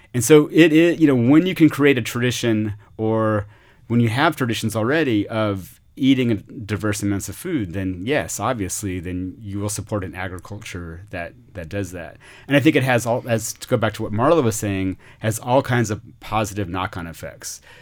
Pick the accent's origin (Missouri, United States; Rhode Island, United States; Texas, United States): Texas, United States; Austin; also born or lived in Mexico; I grew up in Austin, not from here, from parents who moved here in the late sixties